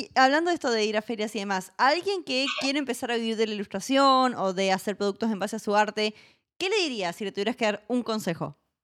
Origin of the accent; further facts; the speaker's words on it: Mendoza, Argentina; yo soy mendocina, Mendoza en Argentina es la octava capital del vino del mundo